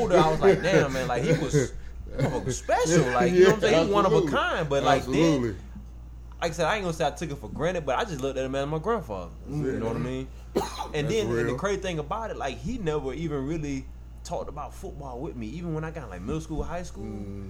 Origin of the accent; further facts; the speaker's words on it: Forest Park, Georgia, United States; Because, you know, I'm coming from Clayton County. I'm coming from Forest Park.